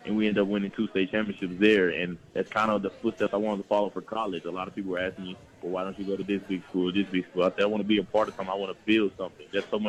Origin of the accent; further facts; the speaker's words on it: Tennessee, United States; I wanted to play for my home state. I didn't want to leave. So I feel like a lot of guys in Memphis feel that way